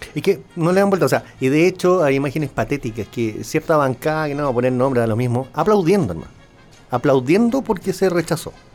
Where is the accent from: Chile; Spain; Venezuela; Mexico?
Chile; lo digo como chileno